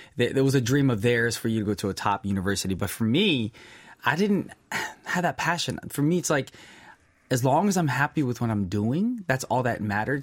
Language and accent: English; United States; being Korean American